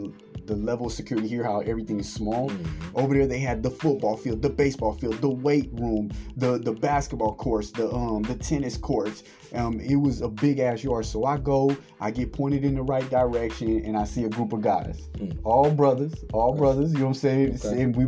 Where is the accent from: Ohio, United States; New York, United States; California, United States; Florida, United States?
California, United States; moved away; I'm from California